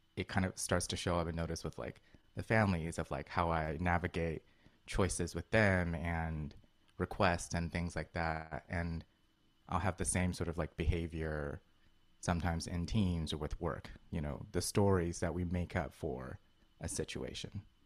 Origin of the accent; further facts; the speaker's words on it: Colorado, United States; moved away; also born or lived in China / New York; I grew up in Colorado before moving wow. to New York